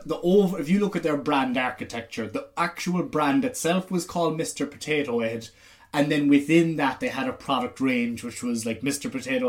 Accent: Ireland; As an Irish person

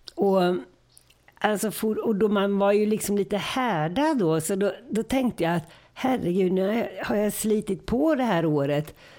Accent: Gothenburg, Västra Götaland, Sweden; also born or lived in Örebro; Och sen flyttade vi till Göteborg och då var det Gamla Bö, ridskolan i Göteborg.

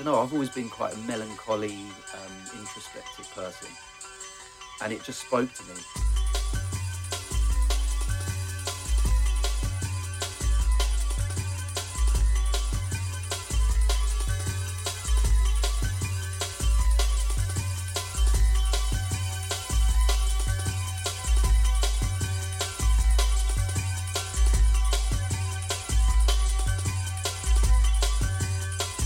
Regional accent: Luton, East of England, United Kingdom; So I'm from Luton originally

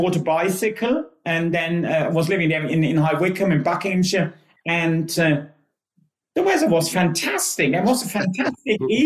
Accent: Germany; English is a second language; moved away as an adult; now in United Kingdom; I always worked in sports back home, and the company I was working for back home was about to go under

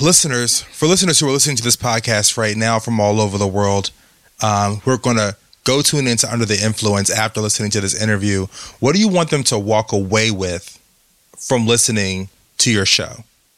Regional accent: United States; also born or lived in New York City; I'm obviously an American and I'm based in New York City.

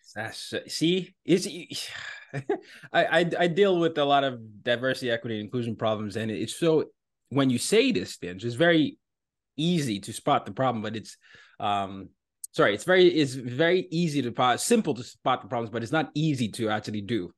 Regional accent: Nigeria; moved away; I'm from Nigeria

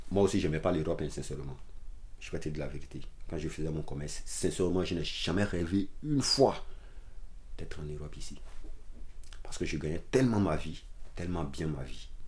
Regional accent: Abidjan, Côte d’Ivoire; born there; also born or lived in Tafiré; je suis né dans la capitale économique, Abidjan. Mais ma ville, en fait, je suis bon, je suis né à Abidjan. Mais en fait, je suis plus au nord de la Côte d'Ivoire dans la ville de Tafiré.

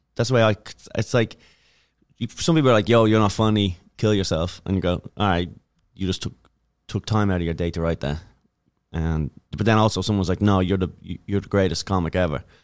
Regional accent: Dublin, Leinster, Ireland; moved away as an adult; now in United States; I'm from Dublin

